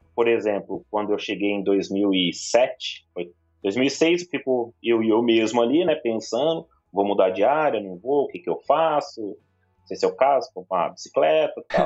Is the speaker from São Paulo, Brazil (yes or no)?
yes; São Paulo, Brazil; also born or lived in Maringá; São Paulo é minha terra